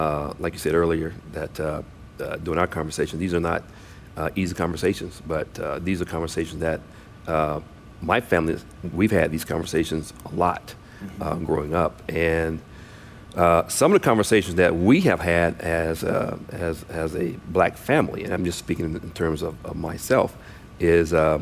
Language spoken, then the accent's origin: English; South Carolina, United States; now in Washington, United States; I was born and raised in South Carolina. Moved to Washington a little over 26 years ago